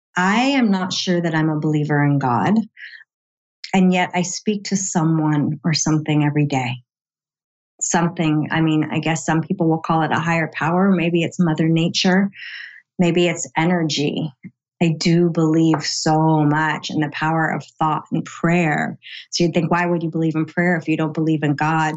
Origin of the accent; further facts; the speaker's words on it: San Diego, California, United States; here in my hometown in San Diego